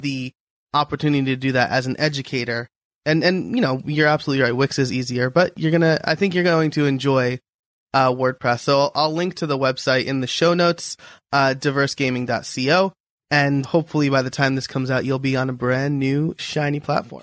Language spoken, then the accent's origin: English; New York, United States; now in near Philadelphia, United States; I'm a New Yorker living near Philadelphia